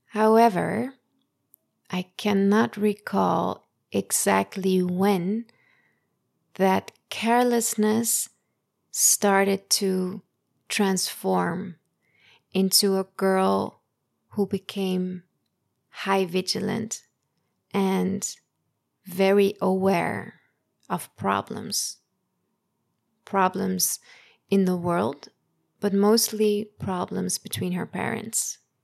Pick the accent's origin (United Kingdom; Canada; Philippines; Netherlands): Netherlands; in the Netherlands where I grew up